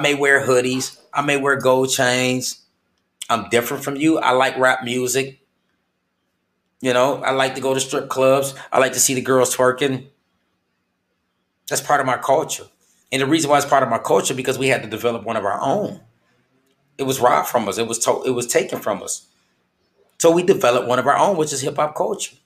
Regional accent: Flint, Michigan, United States; moved away; my home state of Flint, Michigan

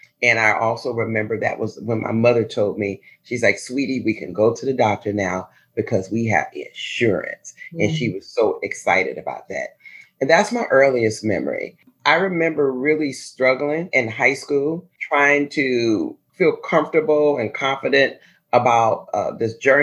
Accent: Chicago, Illinois, United States; As a kid, I grew up in the Inglewood community of Chicago

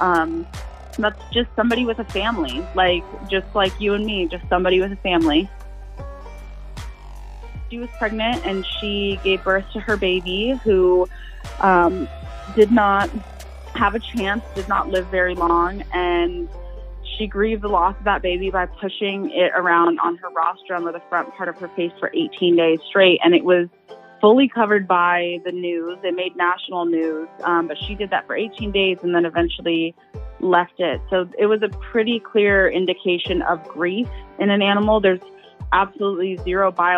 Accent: Ohio, United States; growing up in Ohio

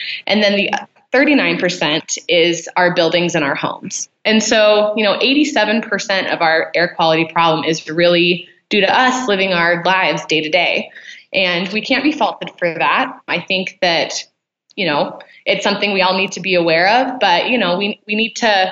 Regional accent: Utah, United States; also born or lived in California / Mexico; I grew up here in Utah. It's, my home. I wasn't born here. I was born in California, but we moved here when I was about 7

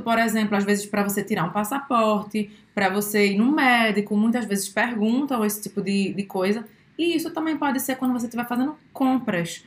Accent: Brazil; sou brasileira

